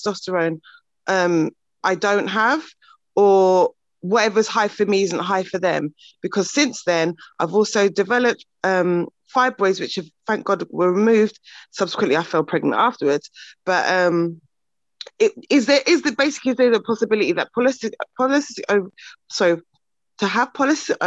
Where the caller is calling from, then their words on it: Bedfordshire, East of England, United Kingdom; I'm calling from Bedfordshire